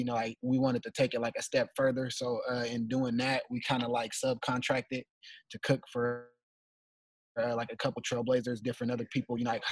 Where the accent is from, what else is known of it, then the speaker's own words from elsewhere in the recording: Portland, Oregon, United States; I'm from Northeast Portland, man, born and raised